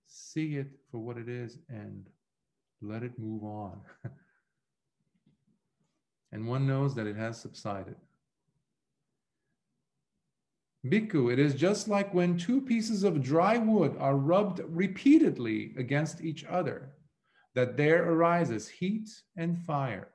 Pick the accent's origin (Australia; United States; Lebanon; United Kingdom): Lebanon; moved away; growing up in Lebanon, when I was about 11, 12, I had gone to learn the business or art of goldsmithing